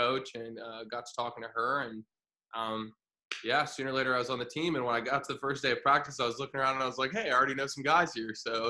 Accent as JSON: {"language": "English", "town": "Springfield", "region": "Illinois", "country": "United States", "tie": "born or raised there", "also_born_or_lived": "Florida", "said": "So I grew up in Springfield, Illinois. I was born in Florida, kind of moved around a little bit, but I spent high school in Springfield."}